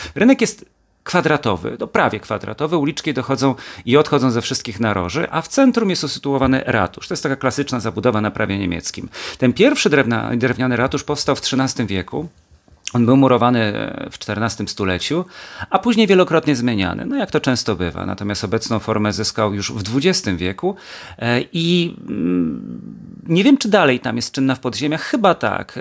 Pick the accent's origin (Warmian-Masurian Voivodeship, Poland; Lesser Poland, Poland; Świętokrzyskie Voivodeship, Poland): Świętokrzyskie Voivodeship, Poland; Kielce; moved away as an adult; also born or lived in Gliwice, Poland; będąc najpierw w Kielcach jako kielczanin